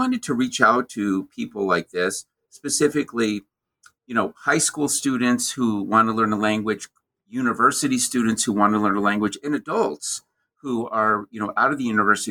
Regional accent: the American Midwest, United States; growing up in the American Midwest where the winters are cold

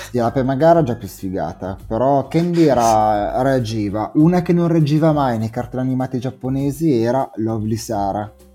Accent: Italy; ero italiano

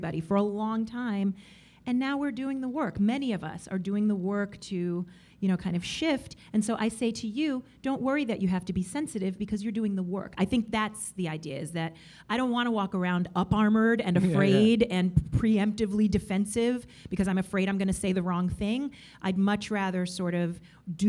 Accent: New York, United States; I am a New Yorker and everything like that, but really, I mean, my family, I'm Dominican, and I'm also half Puerto Rican

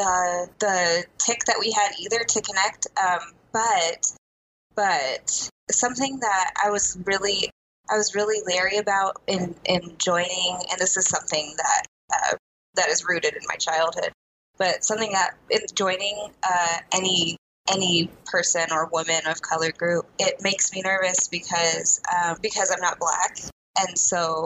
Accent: Seattle, Washington, United States; I was born in Seattle

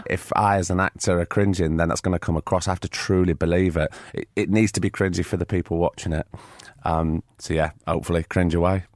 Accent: Blackpool, North West England, United Kingdom; growing up in Blackpool, the way I did

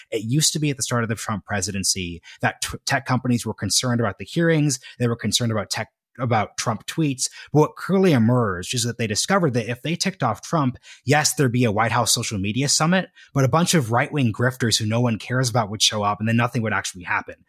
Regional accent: Oregon, United States; my home state of Oregon

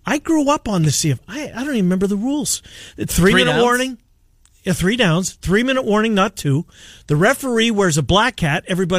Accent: Winnipeg, Manitoba, Canada; born or raised there; now in United States

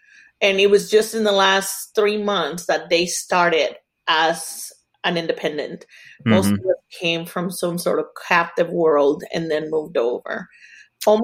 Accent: Mexico; moved away; you were born and raised in Mexico.

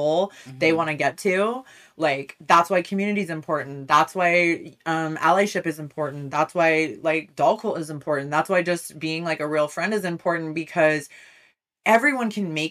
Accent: California, United States; I am Californian. You know, I love it here beyond. Like, you know, I'm so grateful to be born and raised here.

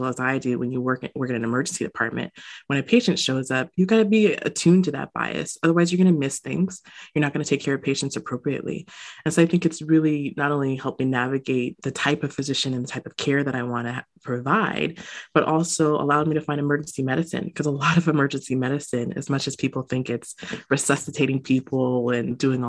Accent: United States; a Jamaican American growing up in the States

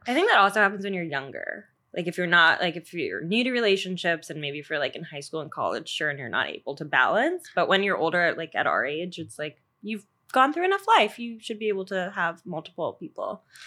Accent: Long Island, New York, United States; moved away; also born or lived in Georgia, United States; I'm originally from Long Island, but I know you by way of Georgia, where I lived for eleven years

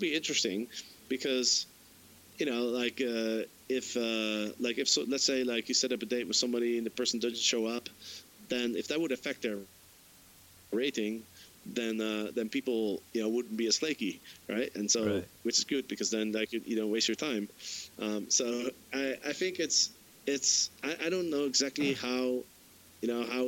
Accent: Amsterdam, North Holland, Netherlands; I'm from Amsterdam

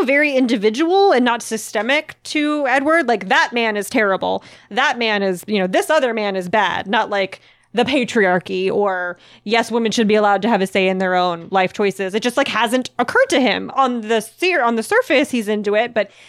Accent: Puerto Rico; I'm from Puerto Rico and would like to read more not only about my island, but the ones around me as well.

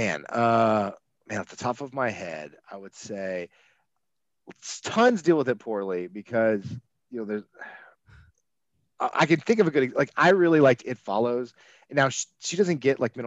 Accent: outside of Atlanta, Georgia, United States; where I grew up outside of Atlanta.

